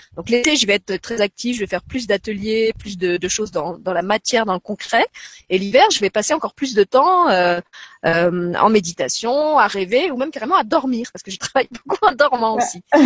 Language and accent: French; Lorraine, Grand Est, France; now in Luxembourg; j'ai grandi je suis lorraine donc j'ai grandi dans une, une, région qui est très très marquée par la guerre